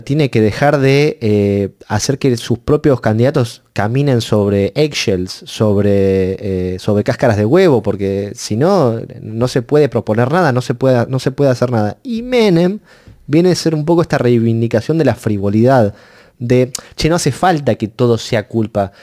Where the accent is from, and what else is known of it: Argentina